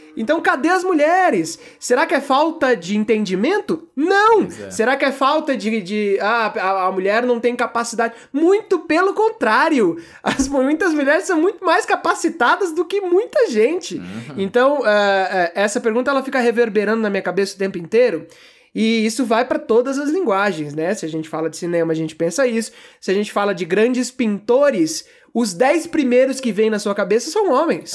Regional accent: Campo Grande, Mato Grosso do Sul, Brazil; also born or lived in São Paulo; Então eu tinha uma vida ali em São Paulo, eh, que é onde eu nasci, e aí do nada estou eu em Campo Grande, Mato Grosso do Sul, vivendo essa vida que tenho hoje

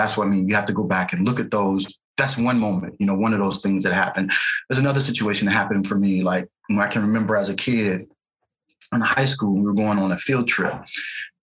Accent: St. Louis, Missouri, United States; I grew up in St. Louis, Missouri

